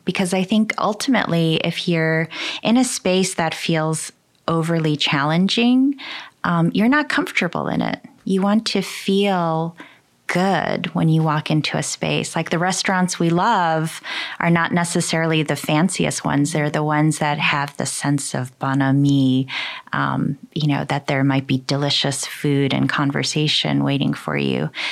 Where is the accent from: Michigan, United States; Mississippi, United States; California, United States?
Michigan, United States; also born or lived in Seoul, South Korea; I was born in Seoul, Korea. I moved to uh, Michigan when I was three years old. Uh, I grew up in Michigan.